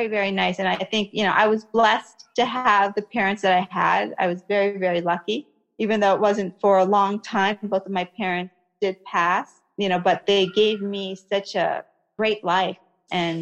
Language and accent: English; United States; also born or lived in Kuwait / Iraq; I was born in Kuwait and came to America when I was about one